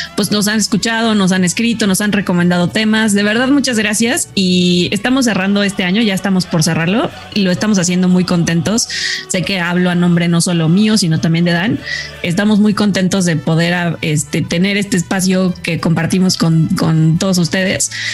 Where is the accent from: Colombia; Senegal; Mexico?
Mexico; somos mexicanos